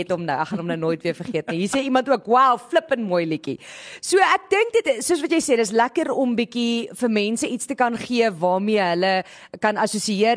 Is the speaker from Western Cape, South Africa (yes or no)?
no; Groblersdal, Limpopo, South Africa; ek's in Groblersdal gebore